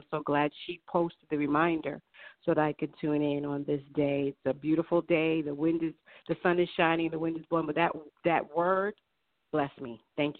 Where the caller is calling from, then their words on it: Long Island, New York, United States; I'm calling from Long Island.